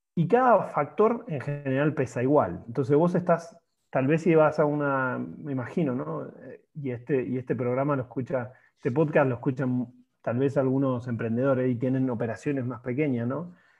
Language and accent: Spanish; Argentina; now in Mexico; soy argentino, eh, ingeniero industrial de profesión, ex, ex fuerzas básicas de, New Soul Boys de Rosario